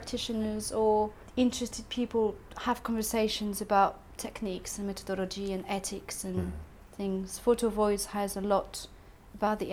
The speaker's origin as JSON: {"language": "English", "country": "France", "moved": "yes", "lives_now": "United Kingdom", "said": "I'm not British. I'm French."}